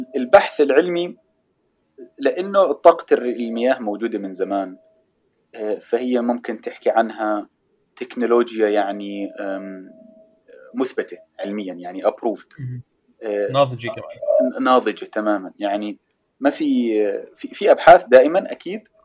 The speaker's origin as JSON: {"language": "Arabic", "country": "Jordan", "said": "عندنا بالاردن"}